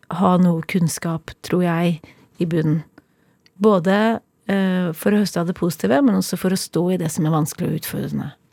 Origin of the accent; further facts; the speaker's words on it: Kolbotn, Akershus, Norway; Jeg har vokst opp på Kolbotn. Eh, et lite, men veldig fint sted utenfor Oslo.